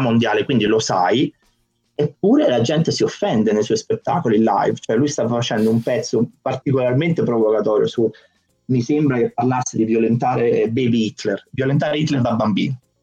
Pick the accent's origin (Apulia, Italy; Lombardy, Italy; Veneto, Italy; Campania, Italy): Campania, Italy; Naples; now in Prague, Czech Republic; sono di Napoli